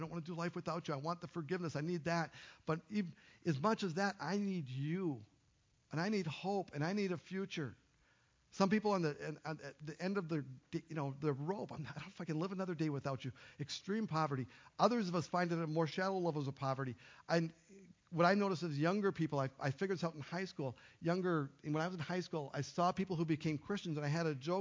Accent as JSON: {"language": "English", "town": "Duluth", "region": "Minnesota", "country": "United States", "tie": "born or raised there", "moved": "yes", "said": "I moved away from Duluth. Right, from my high school"}